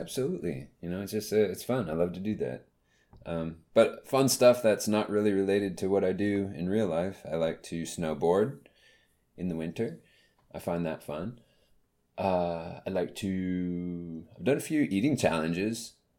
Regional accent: the South, United States; growing up in the South

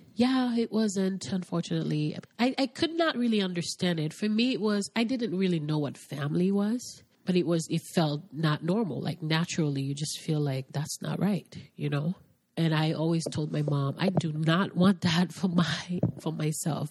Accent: Haiti; now in United States; am originally from Haiti. Grew up in a very little town called Quadebouquet

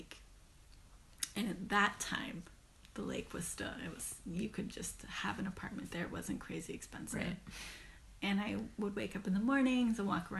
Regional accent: Marin, California, United States; moved away as an adult; also born or lived in San Francisco, California; now in Oakland, United States; I'm from Marin.

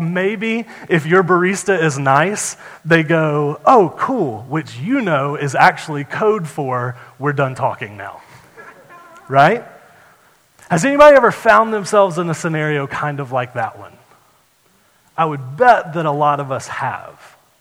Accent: United States; I'm an American

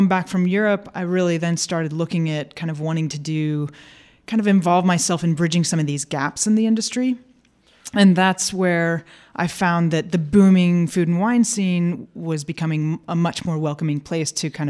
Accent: St. Louis, Missouri, United States; moved away as an adult; also born or lived in California / Portugal; now in Austin, United States; I am from St. Louis and there worked for a microbrewery

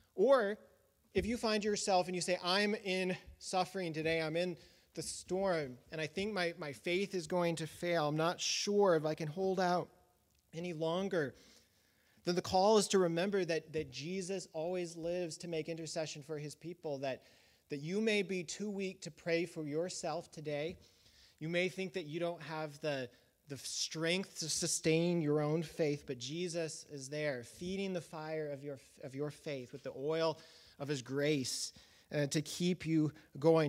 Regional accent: Colorado, United States; when I was a, a child growing up in Colorado

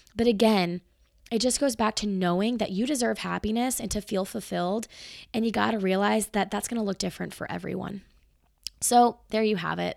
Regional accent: Marietta, Georgia, United States; now in Atlanta, United States; I was born in Marietta, which is not far from where I live now, Marietta, Georgia

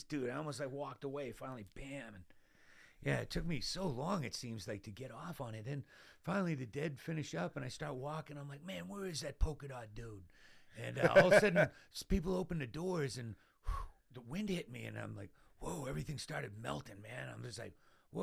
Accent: Boston, Massachusetts, United States; I'm from Boston

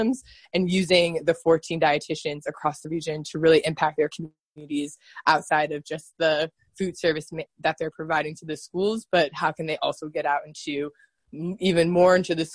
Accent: Oak Park, Illinois, United States; moved away; also born or lived in Washington, D.C.; I am originally from Chicago, Illinois, from Oak Park, Illinois, which is right outside Chicago.

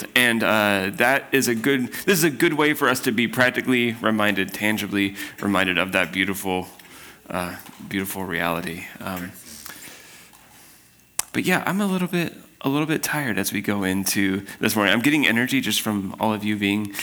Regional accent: Spokane, Washington, United States; I'm from Spokane

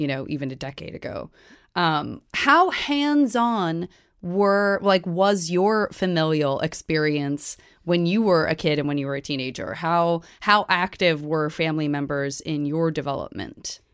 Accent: Tucson, Arizona, United States; I'm from Tucson

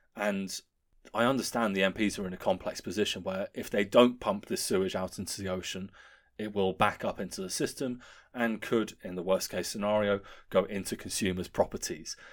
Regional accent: Guildford, South East England, United Kingdom; my hometown

